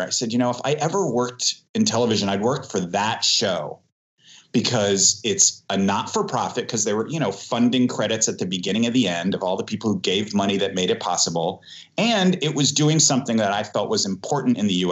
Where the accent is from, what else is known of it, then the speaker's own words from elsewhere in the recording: United States; now in Berlin, Germany; I'm an American documentary filmmaker